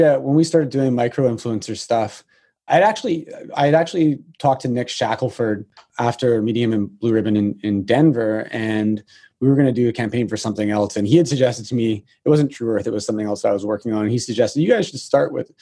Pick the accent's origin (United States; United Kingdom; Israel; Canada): Canada; being a Canadian